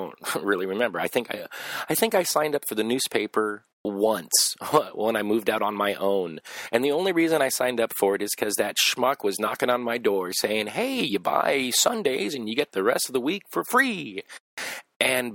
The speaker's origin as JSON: {"language": "English", "town": "Los Angeles", "region": "California", "country": "United States", "tie": "born or raised there", "said": "I grew up in Los Angeles"}